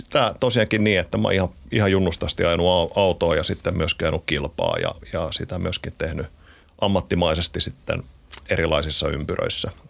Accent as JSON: {"language": "Finnish", "town": "Porvoo", "region": "Uusimaa", "country": "Finland", "moved": "yes", "lives_now": "Helsinki, Finland", "said": "Mä tulin Porvosta, Porvosta ja mä, mä oon ylpeästi porvoolainen."}